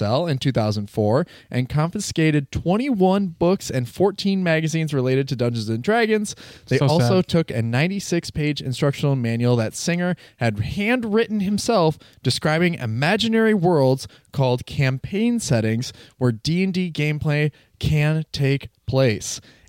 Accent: Wisconsin, United States; I'm from Wisconsin.

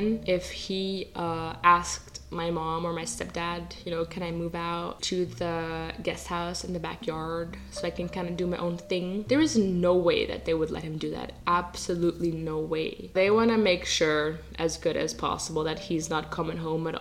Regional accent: Netherlands; I grew up in the Netherlands, I speak Dutch

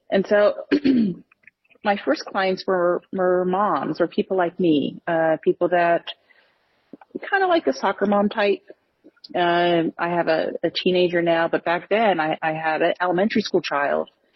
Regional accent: United States; I was born into poverty in the United States.

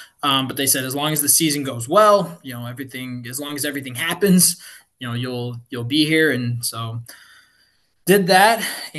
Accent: Chicago suburbs, Illinois, United States; moved away as an adult; also born or lived in Tampa Bay; now in San Antonio, United States; Growing up in the Chicago suburbs

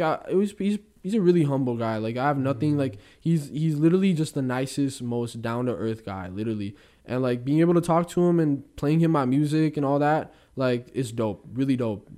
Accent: Bay Area, California, United States; I come from the Bay, and there's some rough parts in the Bay Area

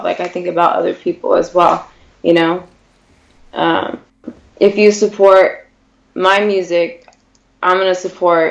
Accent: Whittier, California, United States; I am from Whittier, California, mm-hmm. Born and raised in L.A.

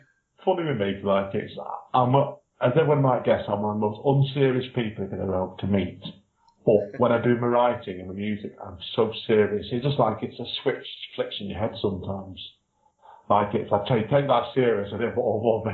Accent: Manchester, North West England, United Kingdom; I'm from the Manchester area, which is Northern England

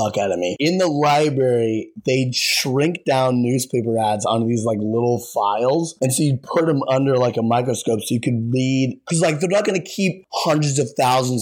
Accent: Colorado, United States; moved away as an adult; now in Los Angeles, United States; I grew up in Colorado

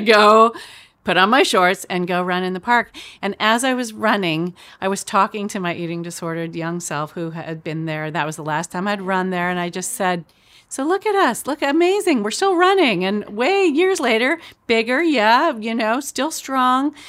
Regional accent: Chico, California, United States; moved away; my town where I grew up in Chico

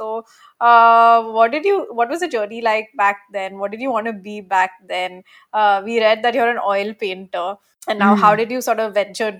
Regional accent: India; And I think as Indian women sort of growing up, you know, we're never exposed to any of sort of these things.

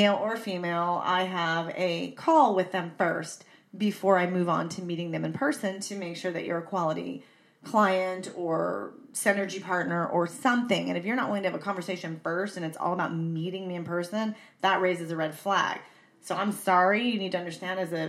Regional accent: San Diego, California, United States; I'm from San Diego.

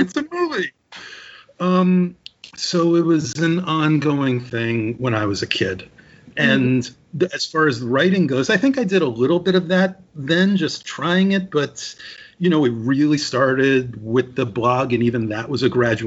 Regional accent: Westchester County, New York, United States; I grew up in Westchester County near New York

